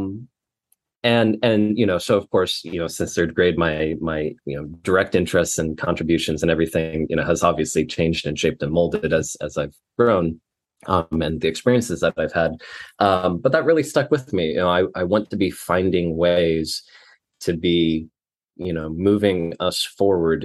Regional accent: Fremont, Nebraska, United States; moved away as an adult; also born or lived in Los Angeles, California; I grew up in Fremont, Nebraska.

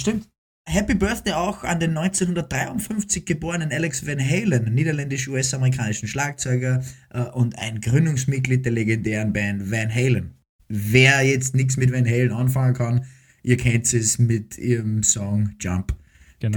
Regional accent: Austria; also born or lived in Cologne, Germany

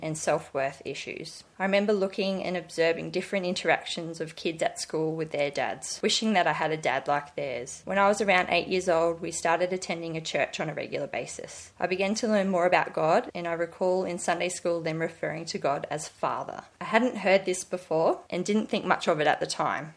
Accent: Sydney, New South Wales, Australia; I grew up in Sydney with my mum and three sisters

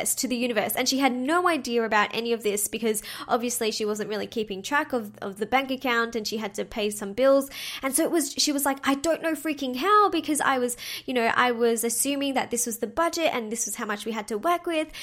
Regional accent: Melbourne, Victoria, Australia; my hometown in Melbourne

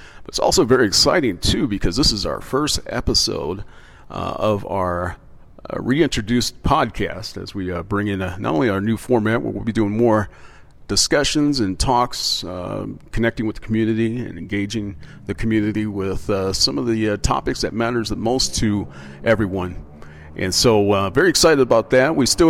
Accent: Midwest, United States; also born or lived in East Coast, United States; Now, being a kid in the 80s, growing up in the Midwest and East Coast

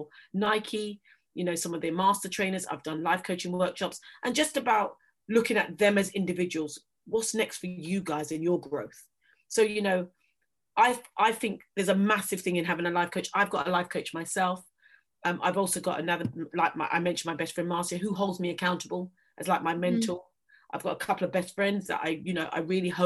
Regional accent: London, United Kingdom; moved away as an adult; also born or lived in Middle East / Canterbury; now in Devon, United Kingdom; being a Londoner born and bred

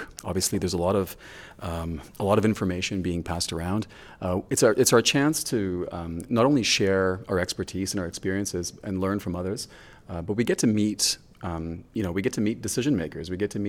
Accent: Lagos, Nigeria; So I was really fortunate in that I grew up in West Africa. I spent so much time in Nigeria. 8 years of my life I spent with my father in Lagos, Nigeria.

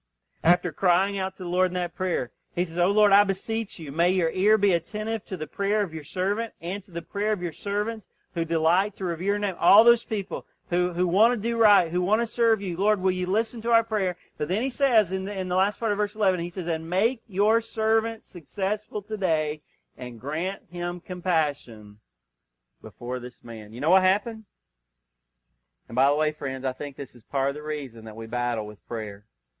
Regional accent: Georgia, United States; also born or lived in North Carolina; I grew up in Georgia, North Carolina, and God began for some reason to put the Northeast in my heart.

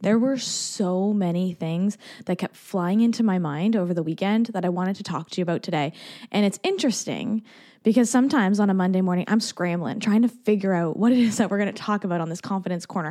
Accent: Canada; also born or lived in Barbados; as a Canadian

